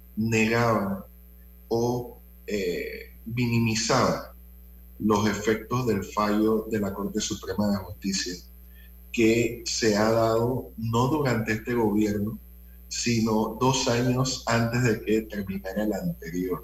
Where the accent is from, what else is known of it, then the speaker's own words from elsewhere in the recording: Panama; así como los panameños medimos el tiempo